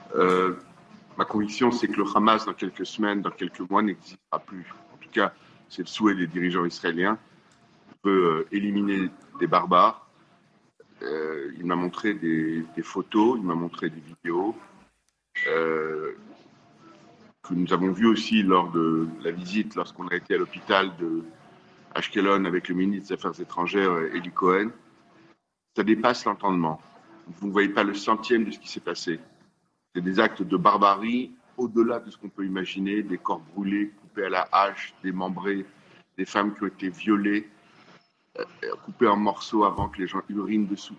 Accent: France; chez nous en France

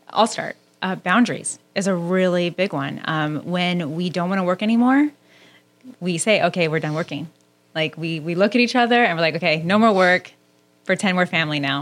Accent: Southern California, United States; I grew up in Southern California

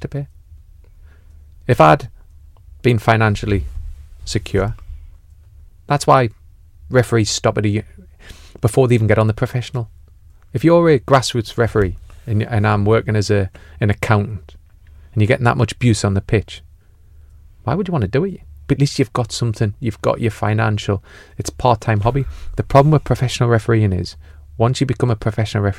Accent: Newcastle upon Tyne, North East England, United Kingdom; I'm a Geordie

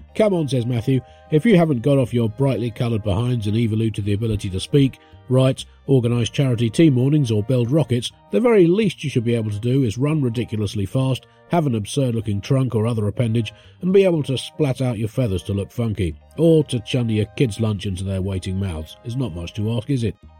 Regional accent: Tunbridge Wells, South East England, United Kingdom; we grew up in Tunbridge Wells

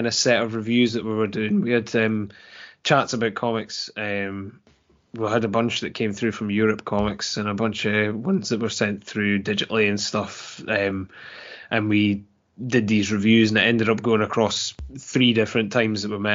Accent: Dundee, Scotland, United Kingdom; I'm from Dundee

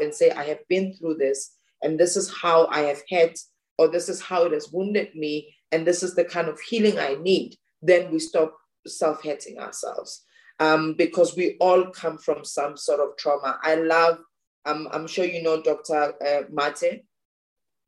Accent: South Africa; growing up in South Africa

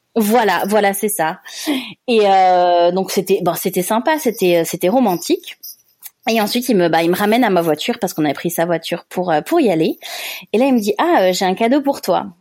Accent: France; accent: French; moved away as an adult; mon petit accent français

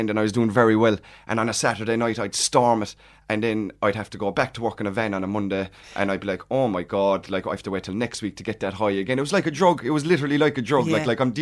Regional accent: Togher, Munster, Ireland; I'm from Tupper House. I went to Belty Daniel National School

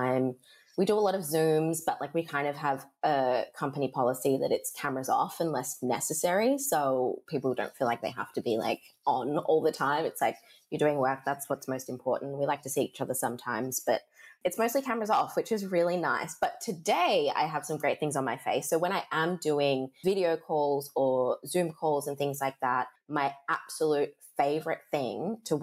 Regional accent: Perth, Western Australia, Australia; accent: Australian; spent so much of my childhood here being in my mum's braiding salon, which was one of the first in Australia, and it was probably the first here in Perth

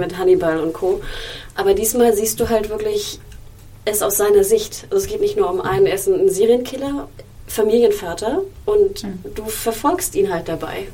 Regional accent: Germany; Ich bin ich in Deutschland aufgewachsen

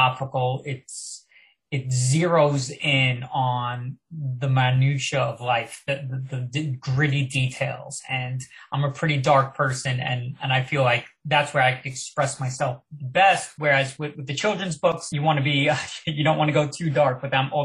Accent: Long Island, New York, United States; also born or lived in Manhattan; I grew up on Long Island

